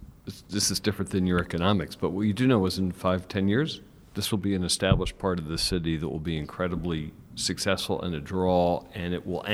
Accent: San Francisco, California, United States; I'm from San Francisco

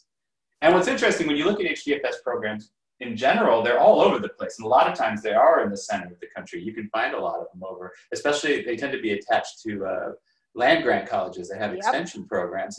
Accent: Los Angeles, California, United States; moved away as an adult; also born or lived in New York / China; I grew up in Los Angeles, and I did my undergraduate and master's in New York

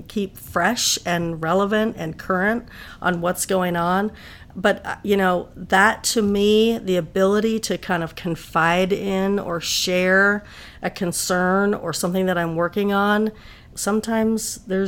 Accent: Palo Alto, California, United States; moved away as an adult; now in Washington, D.C., United States; I grew up in California. I went to Berkeley. I grew up in Palo Alto

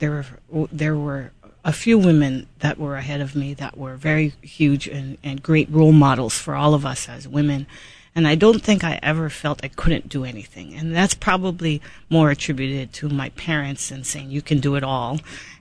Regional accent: Big Island, Hawaii, United States; now in Honolulu, United States; I was born and raised on the Big Island, and I'm very, very proud of it

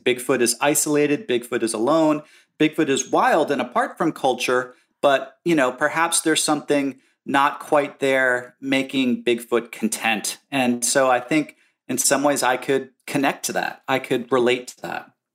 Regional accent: New Jersey, United States; I grew up in New Jersey, in suburban slash rural New Jersey in the nineteen seventies.

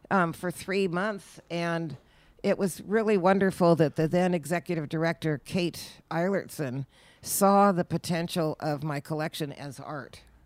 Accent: Berkeley, California, United States; moved away as an adult; now in Sonoma, United States; I grew up in Berkeley, California.

